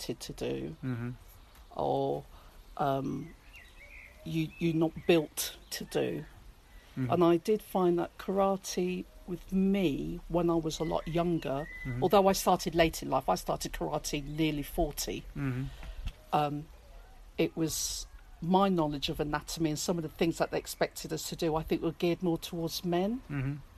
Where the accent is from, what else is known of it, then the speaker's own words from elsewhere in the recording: Peterborough, East of England, United Kingdom; moved away; also born or lived in Guildford; I grew up in a multi-racial town, Peterborough